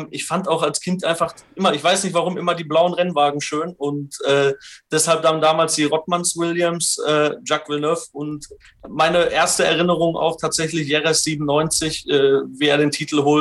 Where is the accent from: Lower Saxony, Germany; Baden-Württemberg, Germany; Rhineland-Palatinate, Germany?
Rhineland-Palatinate, Germany; Also ich komme aus einer motorsportverrückten Familie. Da wir sind äh, schon in der Jugend quasi am Nürburgring aufgewachsen und haben da alles rund um den Motorsport begleitet